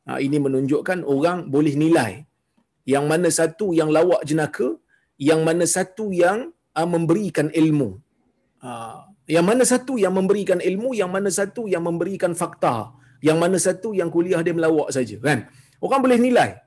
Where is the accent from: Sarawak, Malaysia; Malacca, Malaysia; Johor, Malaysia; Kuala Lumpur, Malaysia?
Kuala Lumpur, Malaysia; saya daripada ah, saya daripada Kuala Lumpur, masa tu saya duduk di Kuala Lumpur.